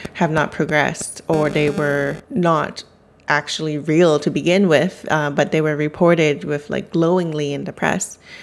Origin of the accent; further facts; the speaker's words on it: Vancouver, British Columbia, Canada; growing up in Vancouver, which you would think is a pretty cosmopolitan city